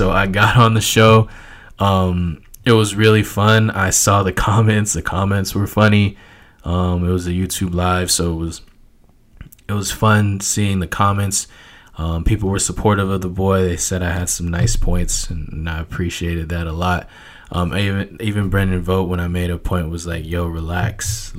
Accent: San Diego, California, United States; I'm from San Diego visiting the bar.

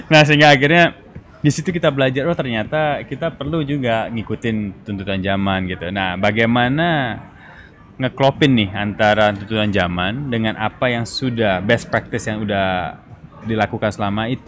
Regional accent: East Java, Indonesia; dari kecil sudah lahirnya di Bon Cafe Gubeng.

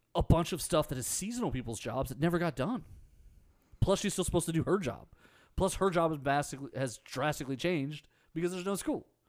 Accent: Harris County, Texas, United States; I grew up in Harris County. I went to Spring ISD.

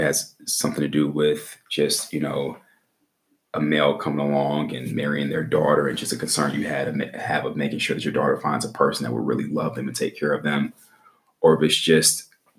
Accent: Midwest, United States; moved away; also born or lived in the South; I'm from the Midwest

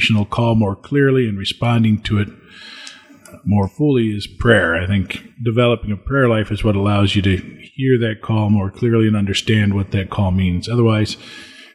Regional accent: Springfield, Illinois, United States; I served the 6:20 a.m. Mass at the parish I grew up in Springfield, Illinois.

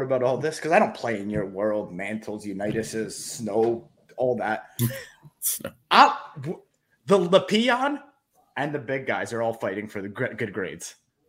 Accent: Philadelphia, Pennsylvania, United States; I'm from Philly

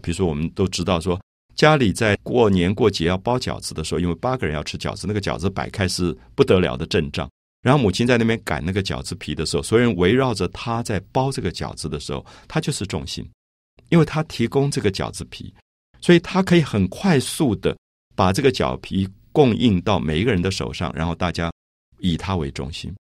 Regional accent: Taipei, Taiwan; 我记得我小时候在台北的大龙洞这个社区

